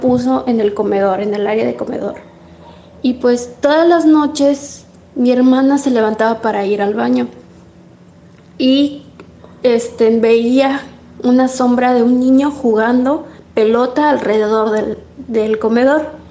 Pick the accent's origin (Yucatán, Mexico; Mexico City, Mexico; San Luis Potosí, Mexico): Yucatán, Mexico; Mérida; somos de aquí de Mérida, Yucatán